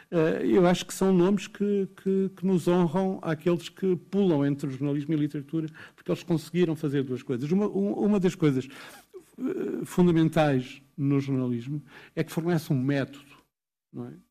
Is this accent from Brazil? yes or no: no; Portugal; Ah, de poesia, naturalmente, como português.